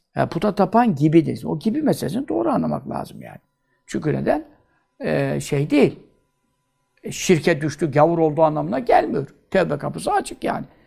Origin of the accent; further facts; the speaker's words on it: Görele, Giresun, Turkey; Ben göreleliyim